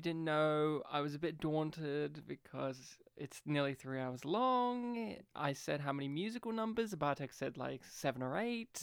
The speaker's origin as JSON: {"language": "English", "country": "Australia", "tie": "born or raised there", "said": "We grew up here in Australia"}